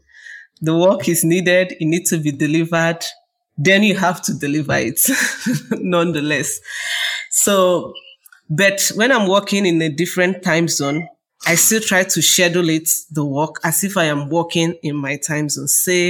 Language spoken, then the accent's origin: English; Nigeria; from Nigeria